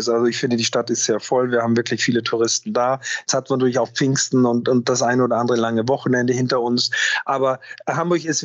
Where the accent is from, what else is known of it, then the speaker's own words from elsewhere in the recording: Austria; für mich als Österreicher mit einem schönen Schuss Almdudler